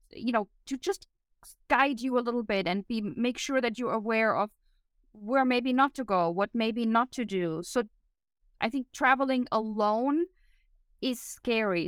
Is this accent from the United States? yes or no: no; Germany; moved away; growing up in Germany